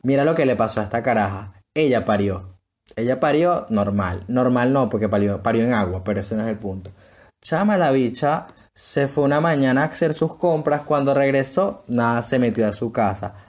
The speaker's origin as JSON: {"language": "Spanish", "country": "Venezuela", "said": "así somos los venezolanos"}